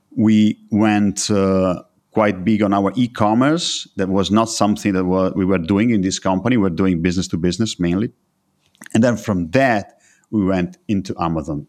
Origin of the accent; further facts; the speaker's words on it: Italy; I was born and raised in Italy